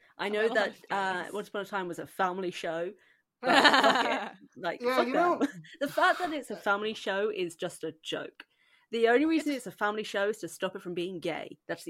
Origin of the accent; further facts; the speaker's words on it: United Kingdom; I am the British one of the group